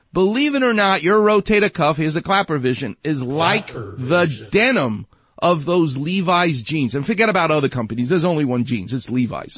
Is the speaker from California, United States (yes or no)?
no; New York City, New York, United States; accent: New York; I'm from Far Rockaway. I'm from New York.